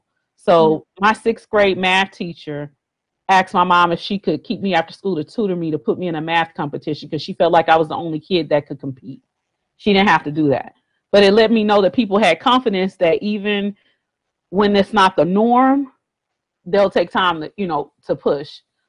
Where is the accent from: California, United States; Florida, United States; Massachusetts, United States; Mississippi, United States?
Florida, United States; Miami; also born or lived in Texas; But you know, I tell people I was born and raised in Texas, but I grew up in Miami. So Miami, Florida.